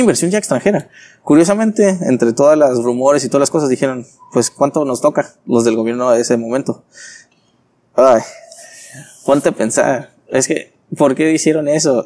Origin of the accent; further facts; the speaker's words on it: Tijuana, Baja California, Mexico; also born or lived in Ensenada; Originario soy de Tijuana.